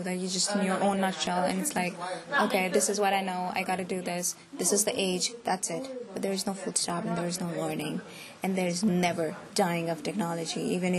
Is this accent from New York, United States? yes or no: no; Lowell, Massachusetts, United States; Ravina is from Boston, I am from Lowell, and Isabel is from Amherst.